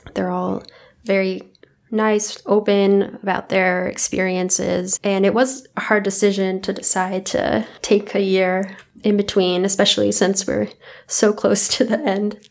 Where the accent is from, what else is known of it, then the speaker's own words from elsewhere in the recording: California, United States; moved away; I'm originally from California